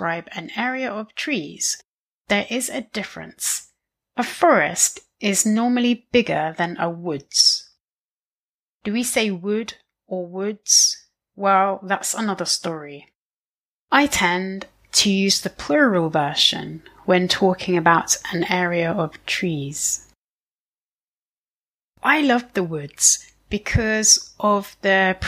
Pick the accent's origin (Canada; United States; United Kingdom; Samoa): United Kingdom; area to the west of London, South East England; I'm British. More specifically, I'm from England. If you imagine looking at a map of the south of England, you'll see London on the right. Well, I'm from the area to the left of London. I'm perhaps biased, but for me, this was a fantastic place to grow up